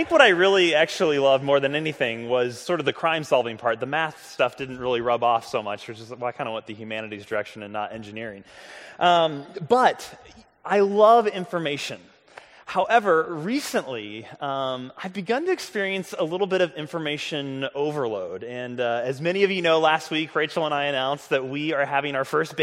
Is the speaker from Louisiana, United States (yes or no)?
no; St. Louis, Missouri, United States; the Kirkwood Public Library where I grew up in St. Louis